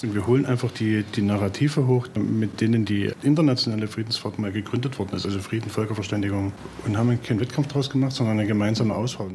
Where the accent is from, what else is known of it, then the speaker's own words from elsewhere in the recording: Chemnitz, Saxony, Germany; ich bin in Karlstadt geboren, äh, jetzt Chemnitz.